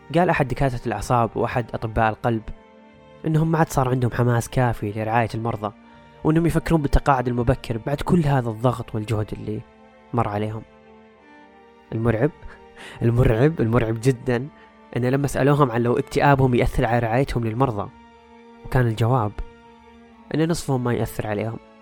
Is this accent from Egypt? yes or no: no; Saudi Arabia; عندنا في السعودية